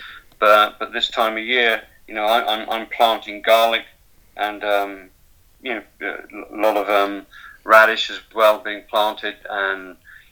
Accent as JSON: {"language": "English", "country": "Ireland", "said": "I'm an Irish nationalist"}